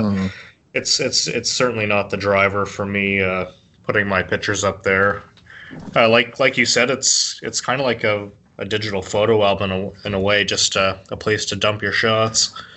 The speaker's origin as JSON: {"language": "English", "country": "Canada", "said": "a Canadian"}